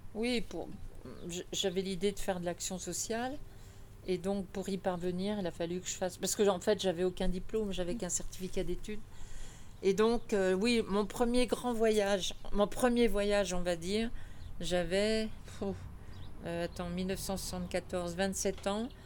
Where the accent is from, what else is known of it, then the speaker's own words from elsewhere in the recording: Paris, Île-de-France, France; moved away as an adult; now in Chorey-lès-Beaune, France; je suis née à Paris 12e, dans le faubourg Saint-Antoine. j'ai suis une fille du faubourg